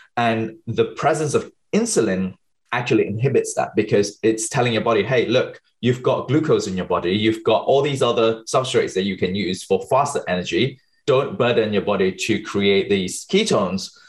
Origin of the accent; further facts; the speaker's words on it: Malaysia; moved away as an adult; also born or lived in United Kingdom / New York City, United States; I was born and bred in Malaysia. Um, so, until I was 20 years old, finished my A levels, I moved to the UK